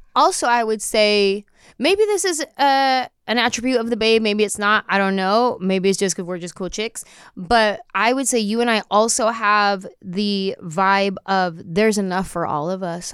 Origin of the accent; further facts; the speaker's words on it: San Jose, California, United States; growing up in San Jose